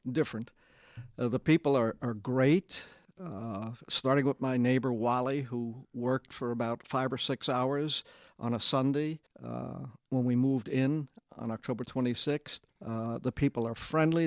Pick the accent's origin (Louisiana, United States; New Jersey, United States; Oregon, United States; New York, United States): New York, United States; New York City; moved away as an adult; now in Kingsport, United States; I'm from Brooklyn